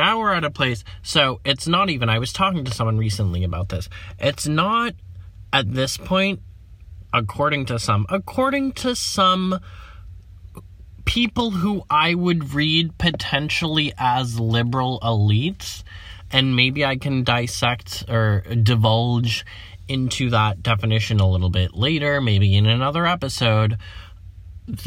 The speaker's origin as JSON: {"language": "English", "country": "United States", "said": "I'm an American"}